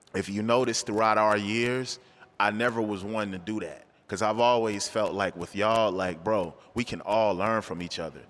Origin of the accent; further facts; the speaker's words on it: Charlotte, North Carolina, United States; I'm a Charlatine. I was born in Charleston, but, you know, I've been here since I was two, so I'm a Charlatine